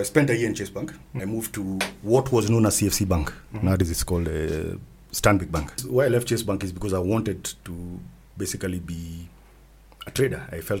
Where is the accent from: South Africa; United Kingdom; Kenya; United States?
Kenya; Being the Kenyan